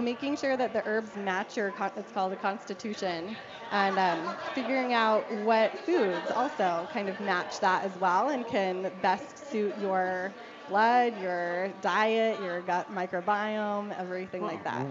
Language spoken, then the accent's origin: English; Denver, Colorado, United States; also born or lived in Littleton; I grew up here in Denver